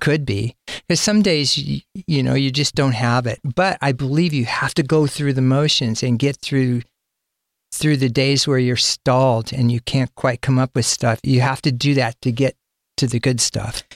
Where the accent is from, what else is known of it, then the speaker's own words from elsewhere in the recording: Sacramento, California, United States; I'm from Sacramento, and my first band was from Sacramento